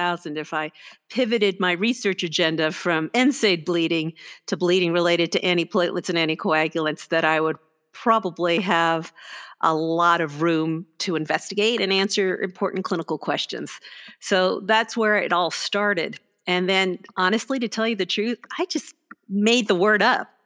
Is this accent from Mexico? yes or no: no; Canada; moved away as an adult; also born or lived in Houston, Texas; now in Arizona, United States; I'm Canadian, and I did all my training, including my gastroenterology, an advanced therapeutics fellowship, an epidemiology degree, all in Canada.